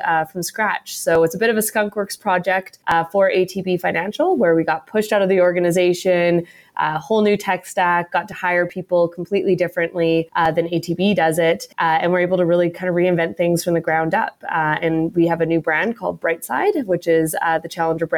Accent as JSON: {"language": "English", "country": "Canada", "tie": "born or raised there", "said": "I'm a born and raised Canadian, but I'm actually dual citizen."}